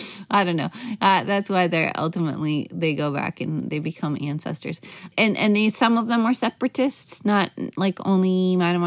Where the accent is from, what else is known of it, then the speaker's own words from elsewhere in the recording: Midwest, United States; I was raised in the Midwest.